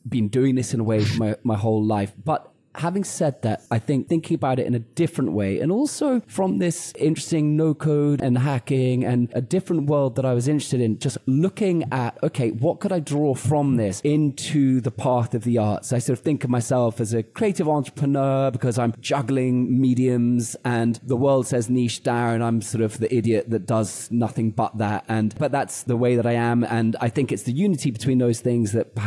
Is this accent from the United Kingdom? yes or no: yes; United Kingdom; I'm British